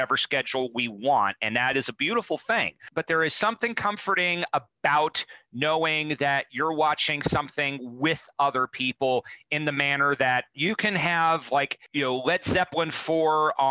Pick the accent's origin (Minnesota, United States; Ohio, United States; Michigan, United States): Ohio, United States; Cincinnati; my hometown of Cincinnati